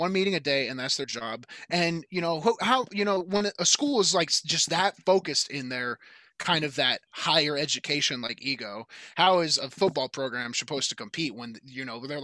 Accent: Clarksville, Tennessee, United States; I live back in Clarksville, Tennessee, my hometown

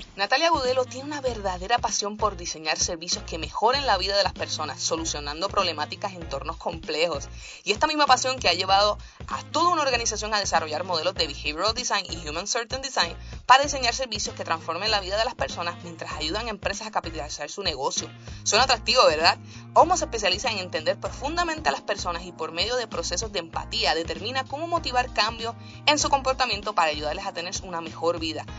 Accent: Puerto Rico; escuché de un proyecto que se estaba generando en mi país, Puerto Rico

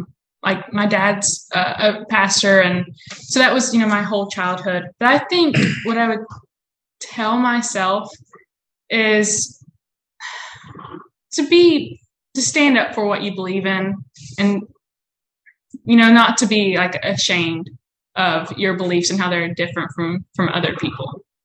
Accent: Chelsea, Alabama, United States; moved away as an adult; now in Charlotte, United States; We're both from Alabama. We grew up in the same town of Chelsea.

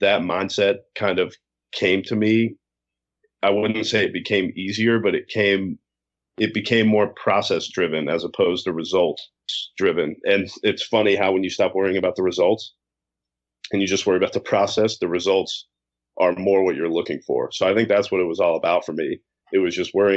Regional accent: Virginia, United States; I'm from Virginia.

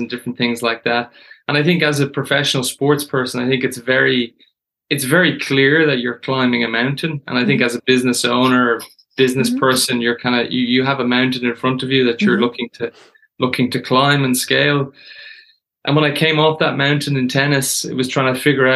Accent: Dublin, Leinster, Ireland; I grew up in Dublin.

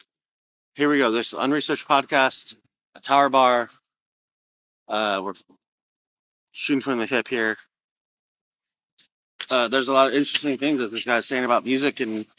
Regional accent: Arizona, United States; I'm from Arizona, so I know the Flagstaff area.

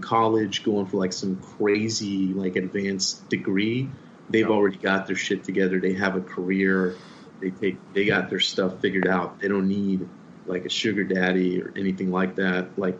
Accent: Miami, Florida, United States; now in Austin, United States; I grew up in Miami.

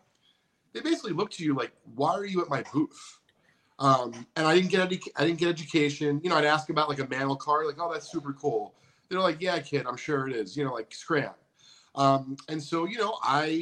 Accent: Northeast, United States; I'm from the Northeast

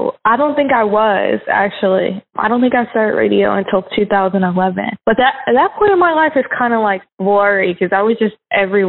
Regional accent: Alton, Illinois, United States; born there; I moved around a lot, and like I lived in Alton, Illinois, which is where I was born, and Chica

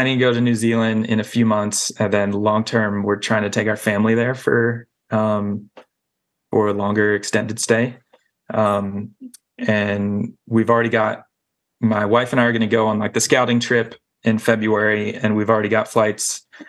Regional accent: the South, United States; Like I grew up in the South, very like one way to do things, one way to dress and all that.

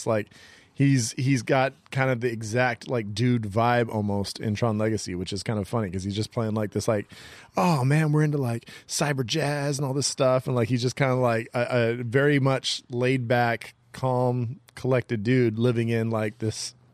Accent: Central Valley, California, United States; I'm like the Central Valley

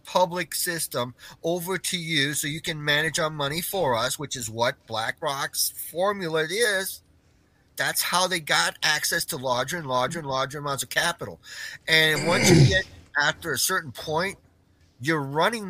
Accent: Clarksville, Tennessee, United States; my hometown here in Clarksville, Tennessee

